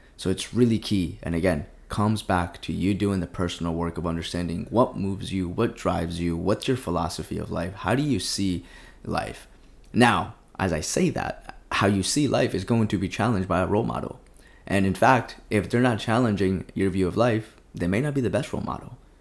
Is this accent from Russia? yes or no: no; Colombia; now in United States; I grew up in Colombia, came into the States